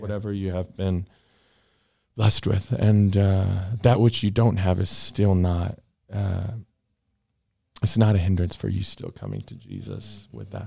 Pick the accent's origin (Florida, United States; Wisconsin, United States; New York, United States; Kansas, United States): Kansas, United States; Johnson County; I was born in Johnson County.